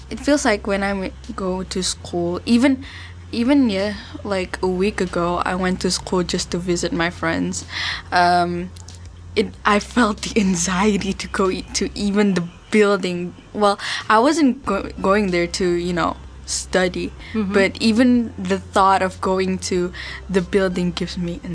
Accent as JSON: {"language": "English", "region": "Jakarta", "country": "Indonesia", "said": "I come from Jakarta"}